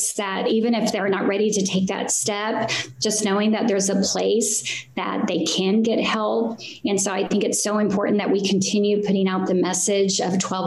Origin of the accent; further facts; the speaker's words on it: Tulsa, Oklahoma, United States; I was born in Tulsa, Oklahoma on the west side and come from a large family, 8 of us